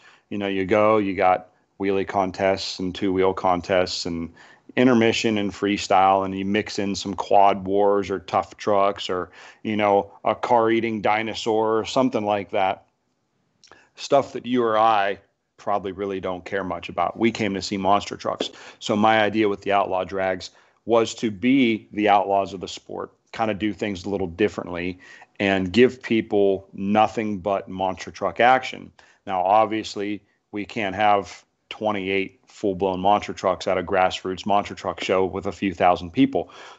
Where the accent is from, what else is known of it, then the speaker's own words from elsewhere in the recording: Canfield, Ohio, United States; Canfield, my hometown.